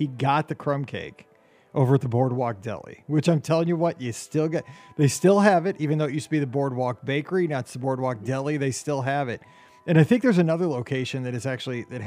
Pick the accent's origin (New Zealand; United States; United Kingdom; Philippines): United States; Missouri; I'm from Missouri